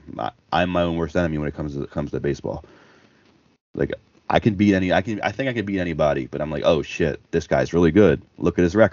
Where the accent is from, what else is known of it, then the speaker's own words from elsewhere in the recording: Baltimore, Maryland, United States; I grew up in Baltimore